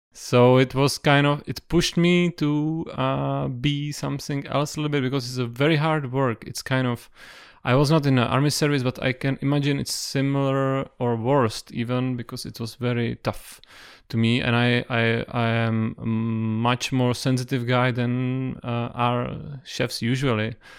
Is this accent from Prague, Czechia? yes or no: yes; Prague, Czechia; I was born in Prague. I, I live in Prague whole life, and I was raised uh, close